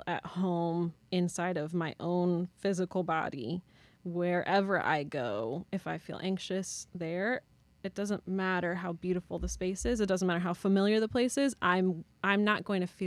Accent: St. Louis, Missouri, United States; moved away as an adult; also born or lived in Chicago; I grew up in St. Louis.

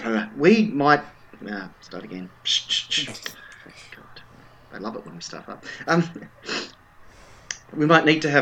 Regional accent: Australia; I'm Australian, it's my fault.

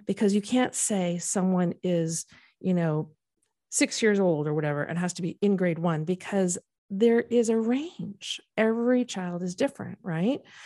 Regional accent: Canada; moved away as an adult; now in United States; I went to school and was born and raised in Canada

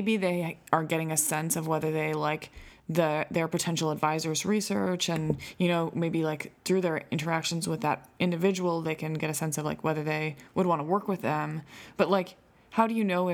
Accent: Canada; I'm Canadian

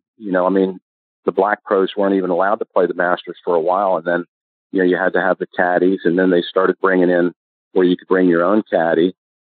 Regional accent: Maryland, United States; I was from Maryland

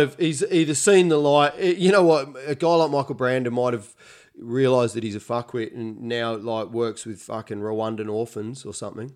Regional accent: Adelaide, South Australia, Australia; moved away as an adult; also born or lived in Melbourne / Edinburgh; now in United Kingdom; where I grew up in Adelaide

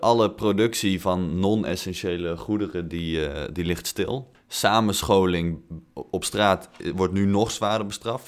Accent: Tilburg, North Brabant, Netherlands; moved away; Tilburg, dus de hotspot van Nederland, eh, mijn thuisstad

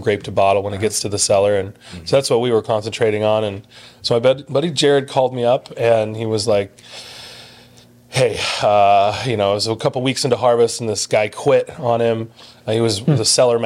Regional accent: Blair, Nebraska, United States; born or raised there; moved away; also born or lived in Hamburg, Iowa / Leadville, Colorado / Napa, California

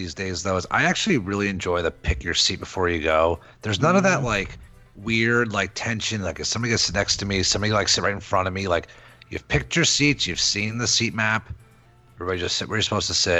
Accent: New Jersey, United States; I'm from Jersey, right?

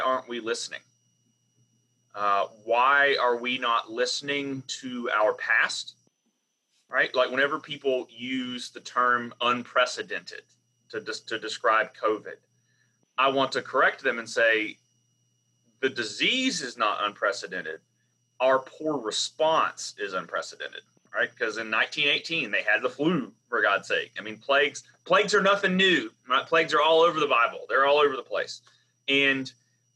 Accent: the South, United States; accent: Southern; my accent comes out pretty immediately, being Southern

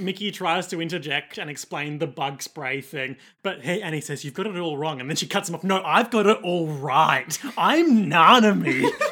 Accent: Australia; accent: rough Australian; my rough Australian accent

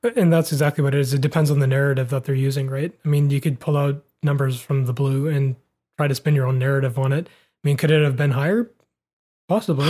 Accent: Vancouver, British Columbia, Canada; we grew up in Vancouver

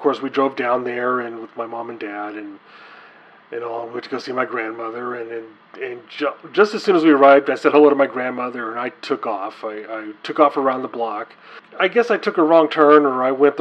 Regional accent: Texas, United States; I grew up in Texas

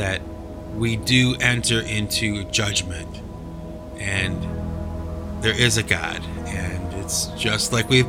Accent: Cleveland, Ohio, United States; now in New England, United States; I was born and raised in Cleveland, Ohio

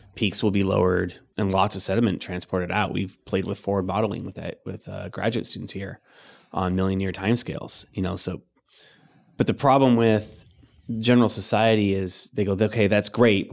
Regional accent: Riverside, California, United States; moved away; we were in uh, uh, in Riverside, so in the Inland Empire

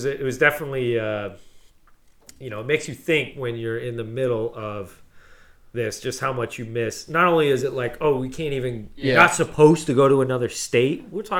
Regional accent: United States; I'm American.

